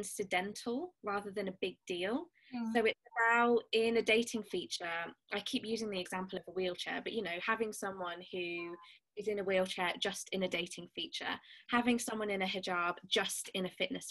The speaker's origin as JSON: {"language": "English", "town": "Birmingham", "region": "West Midlands", "country": "United Kingdom", "said": "I'm from Birmingham, so I say last instead of last"}